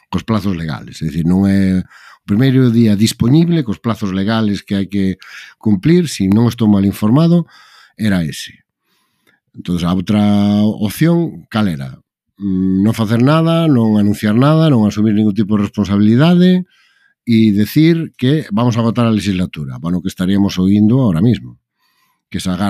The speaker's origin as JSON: {"language": "Galician", "region": "Galicia", "country": "Spain", "said": "para min como galego é un orgullo"}